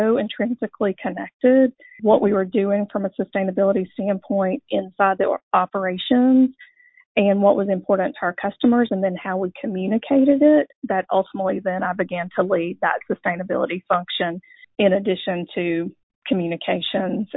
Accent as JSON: {"language": "English", "town": "Dalton", "region": "Georgia", "country": "United States", "tie": "born or raised there", "said": "I grew up in Dalton"}